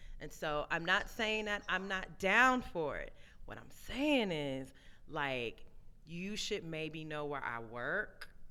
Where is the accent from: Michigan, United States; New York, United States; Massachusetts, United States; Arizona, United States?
New York, United States; Brooklyn; I'm from Brooklyn, y'all from Harlem